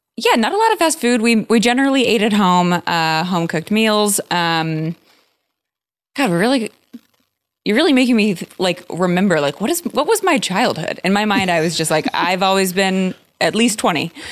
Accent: San Diego, California, United States; I'm from San Diego.

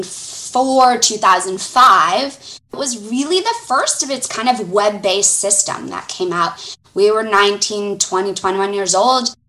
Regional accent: Fort Lauderdale, Florida, United States; accent: Southern; moved away as an adult; now in Atlanta, United States; I actually was born and raised in Fort Lauderdale, Florida.

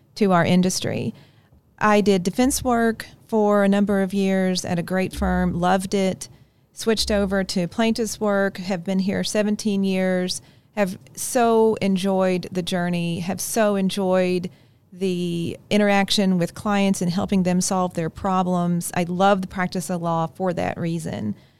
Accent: Kentucky, United States; accent: hard I's; moved away; I grew up in Kentucky. That's why sometimes you'll hear the hard I's in my, in my speech

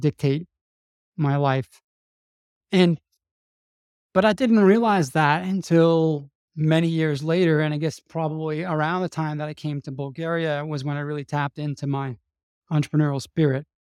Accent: New Orleans, Louisiana, United States; moved away; I'm from New Orleans, Louisiana, and, um, I had a, I had a pretty traditional, uh, conservative Catholic upbringing in New Orleans

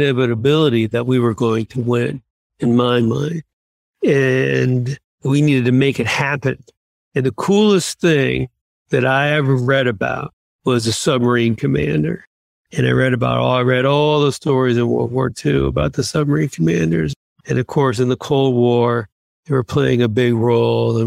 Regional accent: outside of Boston, Massachusetts, United States; I grew up in Massachusetts, outside of Boston

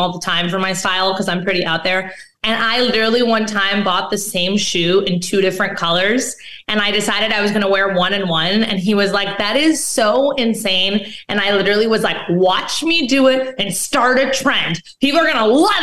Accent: Mexico; I'm actually from Mexico

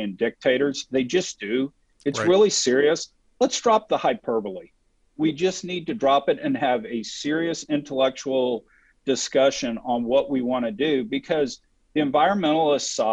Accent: Texas, United States; I'm from Texas

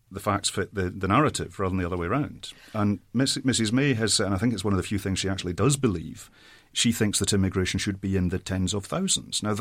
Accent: Saudi Arabia; I grew up in Saudi Arabia as an immigrant myself. My folks are still in the Middle East.

